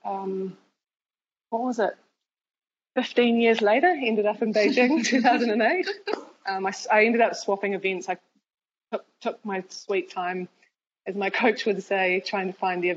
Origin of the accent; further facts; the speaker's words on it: New Zealand; Growing up in New Zealand